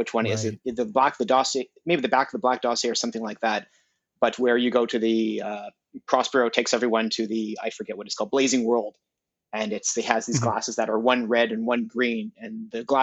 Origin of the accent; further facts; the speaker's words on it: Montreal, Quebec, Canada; now in Toronto, Canada; I'm based out of Toronto. I'm originally from Montreal